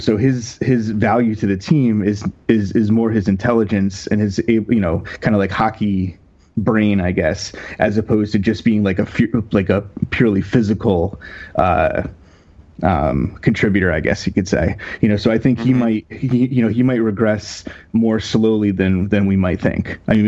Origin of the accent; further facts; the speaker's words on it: Connecticut, United States; my background is, I grew up in Connecticut.